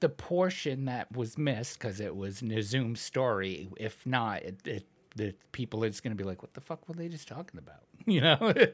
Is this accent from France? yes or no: no; Ireland; Well, I was saying Scottish because I'm Irish.